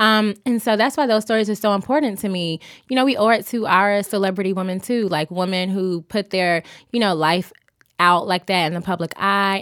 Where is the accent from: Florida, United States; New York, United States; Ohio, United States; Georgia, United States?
Georgia, United States; Augusta; I'm from Augusta, Georgia